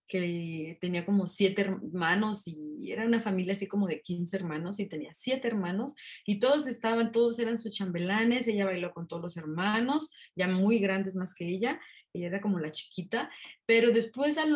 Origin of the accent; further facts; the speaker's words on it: Mexico; yo aquí me casé, mis hijas nacieron aquí, así somos los mexicanos